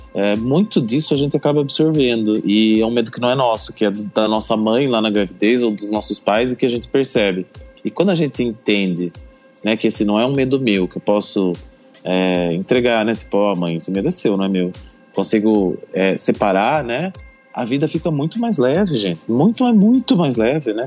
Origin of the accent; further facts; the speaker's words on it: Brazil; nós brasileiros nunca passamos por um período de guerra